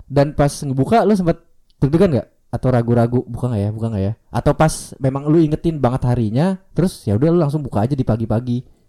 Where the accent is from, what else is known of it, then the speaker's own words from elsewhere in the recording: Serang, Banten, Indonesia; gua dari Serang